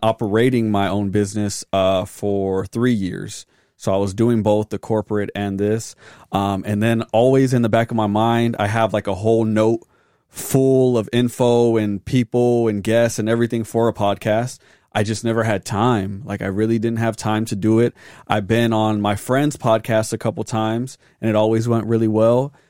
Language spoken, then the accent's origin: English; Arizona, United States; born and raised in Arizona